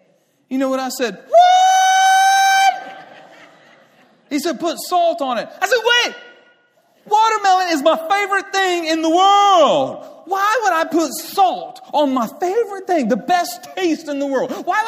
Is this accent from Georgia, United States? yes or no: no; Beeville, Texas, United States; born there; I was born in Beeville, Texas, South Texas.